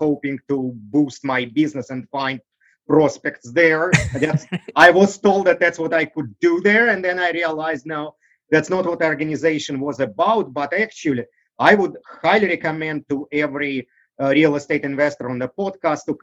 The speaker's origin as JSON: {"language": "English", "country": "Russia", "tie": "born or raised there", "second_language": "English", "moved": "as an adult", "lives_now": "United States", "said": "I grew up in Russia."}